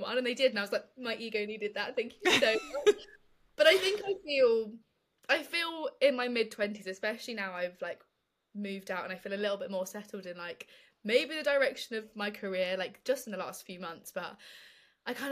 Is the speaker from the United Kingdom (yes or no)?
yes; London, United Kingdom; I grew up in London